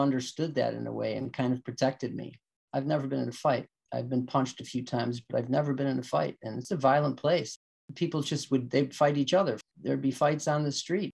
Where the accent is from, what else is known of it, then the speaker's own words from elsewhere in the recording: Chicago, Illinois, United States; I grew up in Bridgeport, just about 6 or 7 blocks from, maybe about a mile from Comiskey Park, White Sox Park.